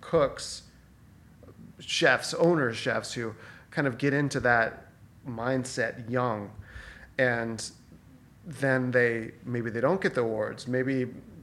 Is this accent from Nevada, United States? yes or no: yes; Reno, Nevada, United States; moved away; I grew up in Reno.